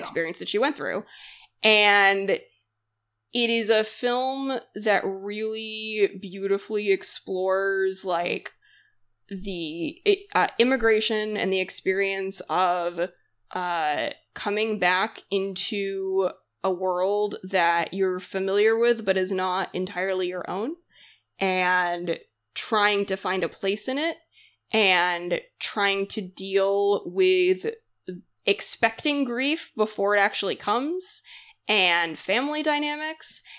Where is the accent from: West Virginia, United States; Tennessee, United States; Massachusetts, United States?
Massachusetts, United States; I'm from Massachusetts, like, I grew up with Little Women so deeply, went to the Alcott house a lot growing up